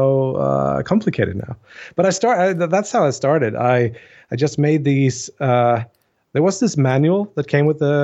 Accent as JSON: {"language": "English", "town": "Jönköping", "region": "Jönköping County", "country": "Sweden", "said": "I'm a guy from Sweden, Jönköping, Sweden"}